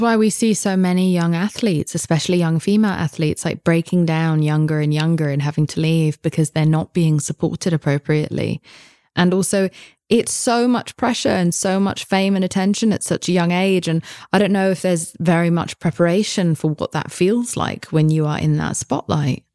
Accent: United Kingdom; I'm British

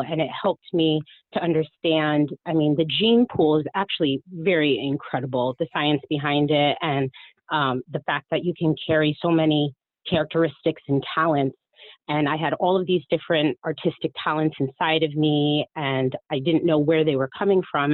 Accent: Miami, Florida, United States; I was born in Miami

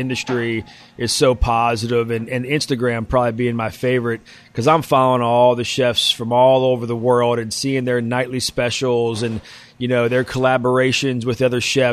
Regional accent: West Virginia, United States; I'm from West Virginia. We ate ramps when I was young because they grew in the backyard

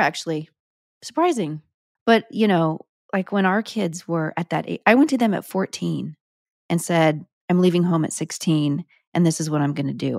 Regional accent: Sparks, Nevada, United States; moved away; also born or lived in Reno, Nevada; I was born in a Reno hospital, but I'm technically from Sparks, Nevada

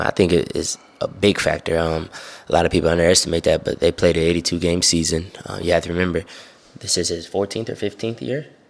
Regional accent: Ohio, United States; we're from Ohio

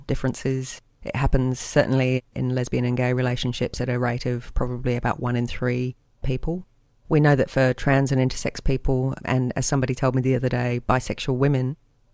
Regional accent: England, United Kingdom; now in Sydney, Australia; I'm English

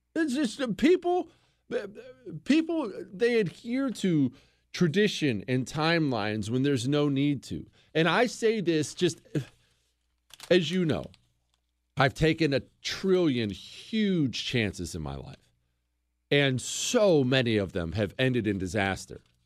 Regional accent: Montana, United States; I grew up in Montana

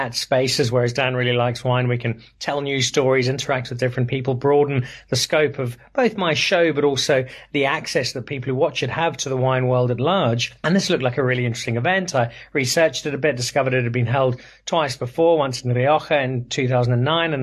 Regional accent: Zimbabwe; moved away as an adult; also born or lived in Belfast, Northern Ireland / Cape Town, South Africa; now in South Africa; I was born in Belfast. I grew up in Zimbabwe.

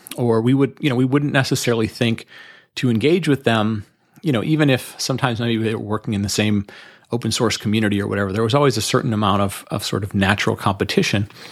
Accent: Detroit, Michigan, United States; I grew up in Detroit, Michigan

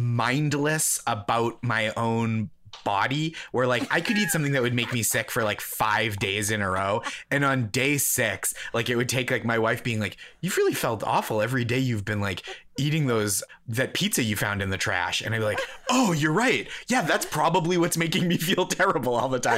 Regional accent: New England, United States; And I'm from being from New England, I'm a Dunkin' loyalist.

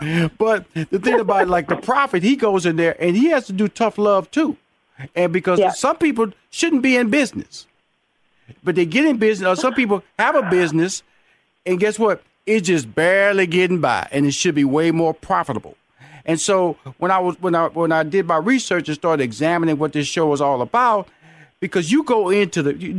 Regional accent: Houston, Texas, United States; I come from Fifth Ward, Texas, so we're going to compare tough.

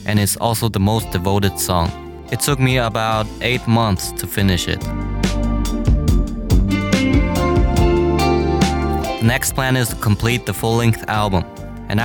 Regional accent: Mainz, Rhineland-Palatinate, Germany; now in Beijing, China; I was born in Mainz, Germany

